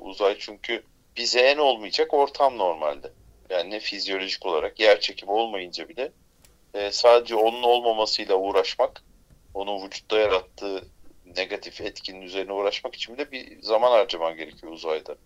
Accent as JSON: {"language": "Turkish", "town": "Bozcaada", "region": "Çanakkale", "country": "Turkey", "said": "bizim oralar Bozcaada"}